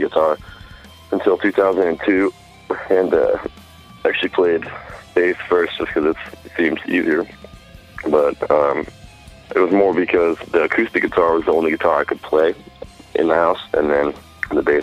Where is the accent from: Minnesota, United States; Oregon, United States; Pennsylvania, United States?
Oregon, United States; Salem; moved away as an adult; also born or lived in Twin Falls, Idaho; now in Colorado, United States; I'm from Salem, Oregon. Um, I lived there from 1987 to 1991, and then I lived in Twin Falls, Idaho from 1991 to 2002, and I moved back to Salem, Oregon from 2002 until 2011